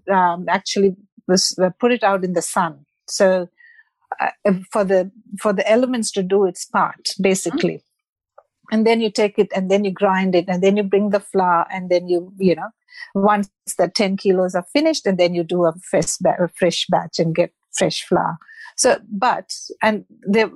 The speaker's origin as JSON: {"language": "English", "town": "Mumbai", "region": "Maharashtra", "country": "India", "moved": "yes", "said": "I'm from Mumbai or Bombay, as it was called when I left India"}